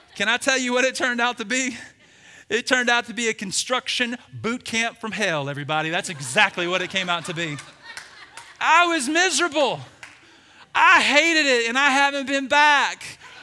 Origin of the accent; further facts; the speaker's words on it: Birmingham, Alabama, United States; I grew up in Birmingham, Alabama.